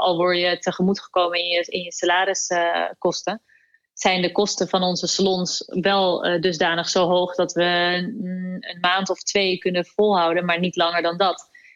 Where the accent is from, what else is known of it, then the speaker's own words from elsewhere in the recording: Netherlands; kunnen we echt in onze handen knijpen als Nederlanders